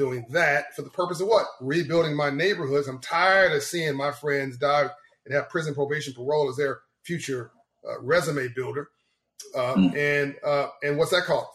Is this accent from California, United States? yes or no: yes; Los Angeles, California, United States; also born or lived in Compton, California; growing up in South Central LA and Compton